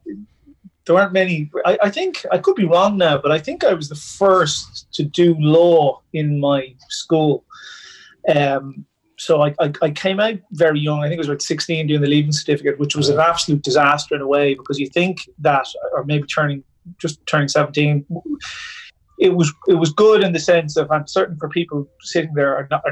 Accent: Dublin, Leinster, Ireland; From Dublin, grew up around Walkinstown, yeah.

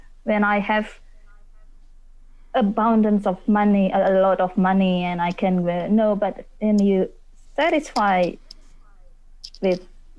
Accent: Indonesia; I'm from Indonesia. Maybe you heard about mm-hmm. Indonesia

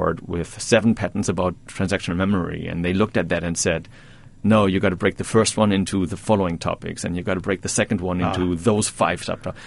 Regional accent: Germany; moved away as an adult; now in Poughkeepsie, United States; I grew up in Germany.

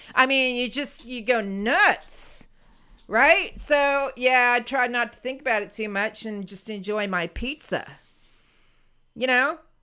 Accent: United States; as an American

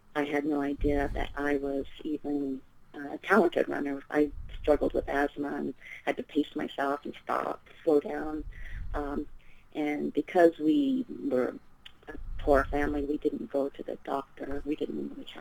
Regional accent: Port Townsend, Washington, United States; I grew up in the Pacific Northwest

